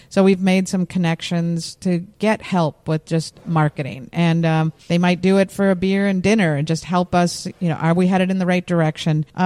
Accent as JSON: {"language": "English", "town": "Minneapolis", "region": "Minnesota", "country": "United States", "said": "I'm from Lake Street, Minneapolis."}